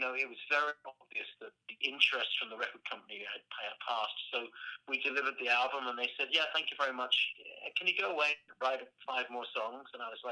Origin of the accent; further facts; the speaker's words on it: United Kingdom; as a Brit